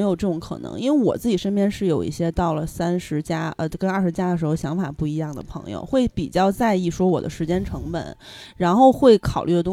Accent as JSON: {"language": "Chinese", "region": "Beijing", "country": "China", "tie": "born or raised there", "said": "我是土著"}